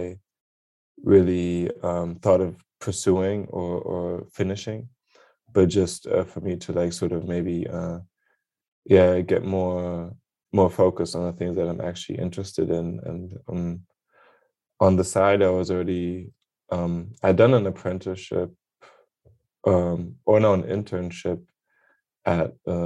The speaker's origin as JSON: {"language": "English", "region": "Berlin", "country": "Germany", "tie": "born or raised there", "also_born_or_lived": "London", "second_language": "English", "said": "I'm born and raised in Berlin, Germany. That's also where I am right now"}